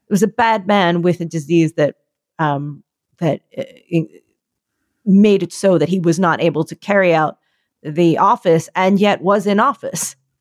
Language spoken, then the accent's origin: English; Philadelphia, Pennsylvania, United States; I'm from Philly